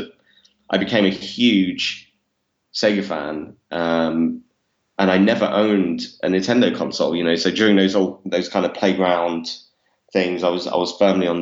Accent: London, United Kingdom; I grew up in East London, which I'm not sure if my accent gives away or not. But I grew up in Walthamstow in East London

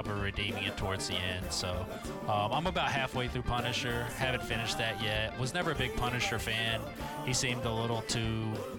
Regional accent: Colorado, United States; Growing up in Colorado

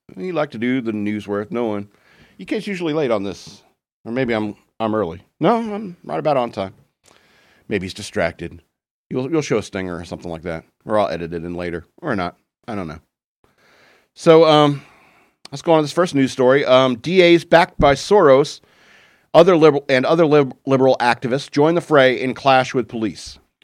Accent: United States

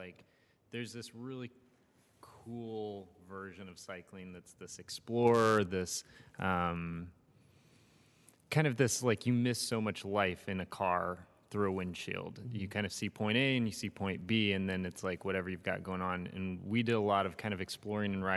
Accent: Ukiah, California, United States; now in Los Angeles, United States; I grew up in Northern California

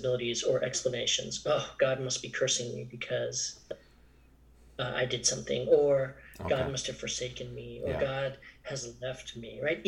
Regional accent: Maryland, United States; I was born here in Maryland in 1975

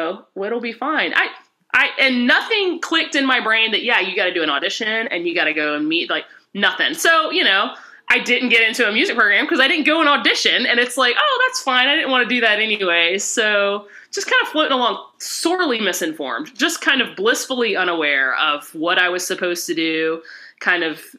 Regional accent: Rock Hill, South Carolina, United States; accent: Southern; moved away as an adult; also born or lived in Columbus; I grew up in Rock Hill, South Carolina.

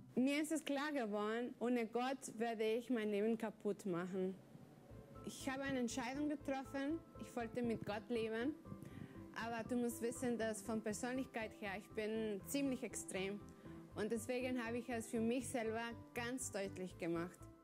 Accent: Chihuahua, Mexico; moved away

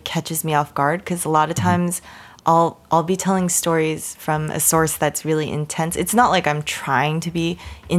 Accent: Massachusetts, United States; I'm from Massachusetts. Like, those are my home waters

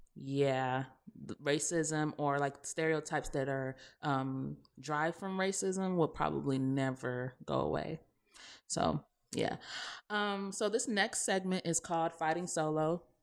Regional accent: the South, United States; accent: Southern; we're from the South, so obviously, you know, when we're in our element, we do have, like, a Southern accent

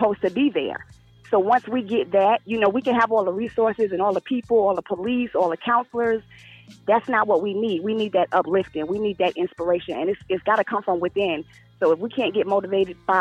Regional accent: New York City, New York, United States; moved away as an adult; now in North Carolina, United States; I was born and raised in Brooklyn

